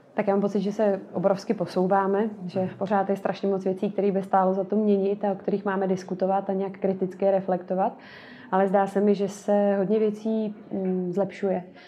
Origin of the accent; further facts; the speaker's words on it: Most, Ústí nad Labem Region, Czechia; já pocházím ze severních Čech, z Mostu